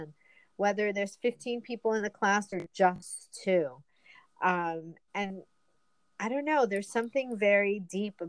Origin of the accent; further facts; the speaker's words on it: New York, United States; We're both from New York